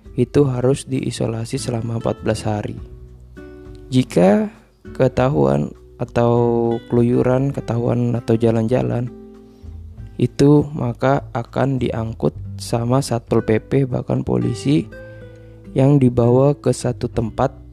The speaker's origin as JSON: {"language": "Indonesian", "area": "Berau Regency", "region": "East Kalimantan", "country": "Indonesia", "tie": "born or raised there", "moved": "yes", "said": "saya pulang ke kampung halaman saya"}